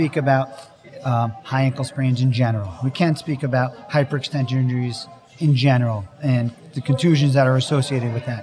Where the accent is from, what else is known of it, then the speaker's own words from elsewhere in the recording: Bethpage, New York, United States; also born or lived in Bronx, New York; I was born in the Bronx and grew up on Long Island, Bethpage, New York.